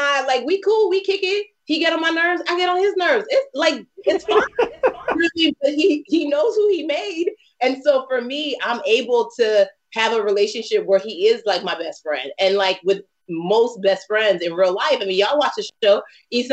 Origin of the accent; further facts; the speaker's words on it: Nigeria; I'm Nigerian.